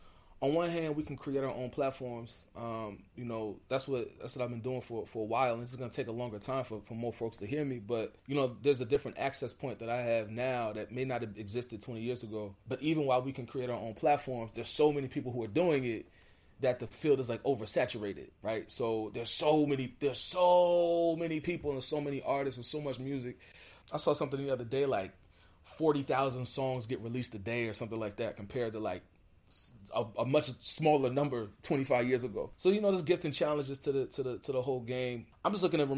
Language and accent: English; United States; I'm a Black American. I'm from the United States